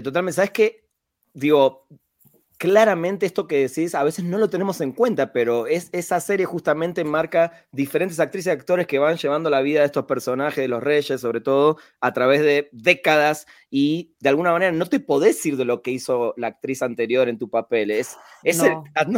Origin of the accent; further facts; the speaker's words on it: Argentina; moved away as an adult; now in Mexico; orgullo como latino, argentino en este caso, que vive en México